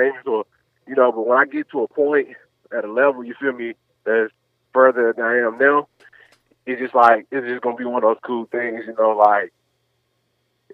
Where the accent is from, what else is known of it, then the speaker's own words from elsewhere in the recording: Nashville, Tennessee, United States; I'm Nashville.